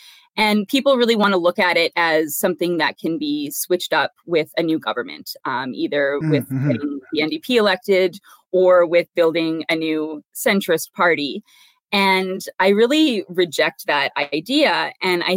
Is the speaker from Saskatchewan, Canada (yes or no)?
yes; Saskatchewan, Canada; I was born and raised in Saskatchewan